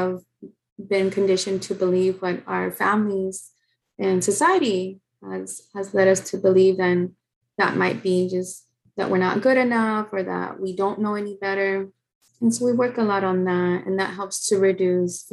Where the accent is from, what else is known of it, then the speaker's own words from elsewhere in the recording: San Antonio, Texas, United States; moved away as an adult; now in Los Angeles, United States; I am from San Antonio, Texas. I live in Los Angeles